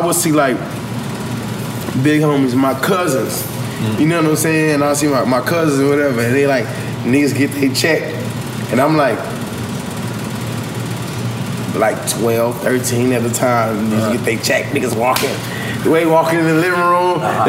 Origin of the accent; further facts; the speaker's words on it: Long Beach, California, United States; I'm from Long Beach.